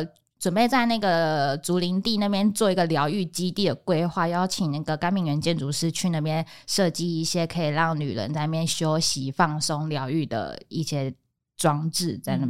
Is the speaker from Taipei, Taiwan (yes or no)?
no; Mailiao, Yunlin County, Taiwan; moved away; 其实我老家就是在云林的海线，就是麦寮那边，